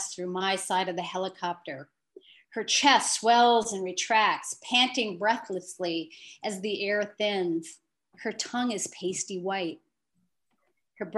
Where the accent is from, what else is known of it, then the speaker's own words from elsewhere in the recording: Marquette, Michigan, United States; moved away; I grew up in Marquette.